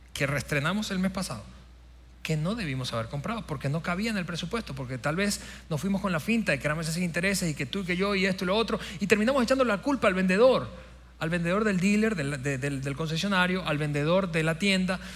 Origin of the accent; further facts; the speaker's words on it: Venezuela; moved away; mi país Venezuela, de mi país natal